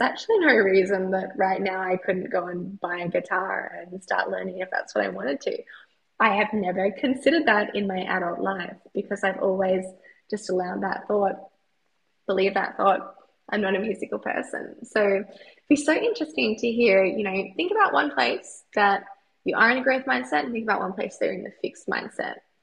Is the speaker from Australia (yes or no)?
yes; Australia; I'm an Australian cheerleader